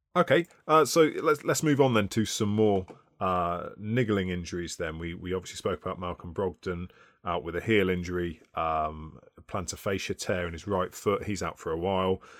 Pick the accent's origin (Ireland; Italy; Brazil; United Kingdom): United Kingdom; We're British.